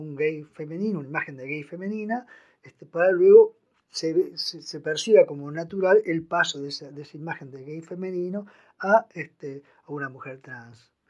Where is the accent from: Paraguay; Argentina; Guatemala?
Argentina; Posadas, Misiones; moved away; also born or lived in Buenos Aires; Nací en Posadas en 1954.